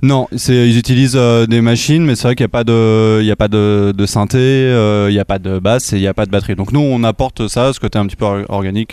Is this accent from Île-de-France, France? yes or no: yes; Bougival, Île-de-France, France